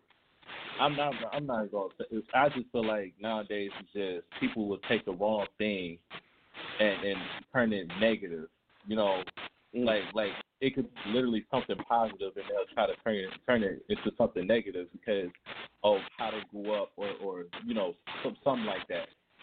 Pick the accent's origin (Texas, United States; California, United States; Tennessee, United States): Tennessee, United States; Memphis; now in Cleveland, United States; Well, actually, I'm not from Cleveland, Ohio. I'm from Memphis, Tennessee. But I've been living in Cleveland for like the last past 10 years.